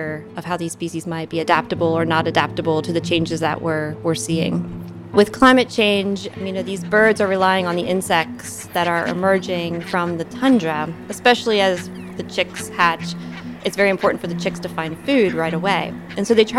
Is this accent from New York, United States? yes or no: no; Northern Kentucky, United States; I grew up in Northern Kentucky